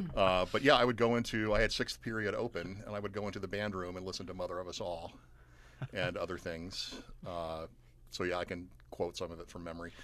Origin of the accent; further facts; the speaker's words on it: Atlanta, Georgia, United States; also born or lived in Pittsburgh / Athens, Georgia; I grew up outside Atlanta, and now I live in Athens, Georgia, and teach at U G